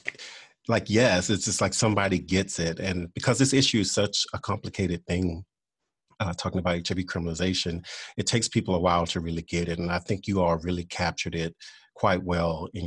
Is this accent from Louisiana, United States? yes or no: yes; Louisiana, United States; I am originally from Louisiana